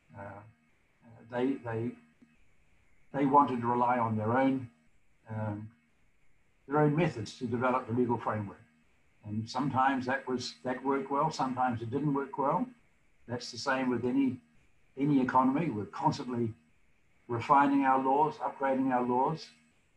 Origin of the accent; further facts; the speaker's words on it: New Zealand; moved away as an adult; now in United States; When I grew up in New Zealand